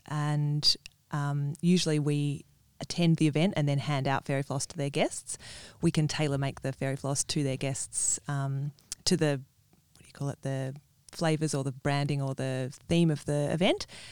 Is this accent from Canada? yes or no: no; Perth, Western Australia, Australia; moved away as an adult; also born or lived in Sydney; I am from Perth originally, and but I've spent the last fifteen years in Sydney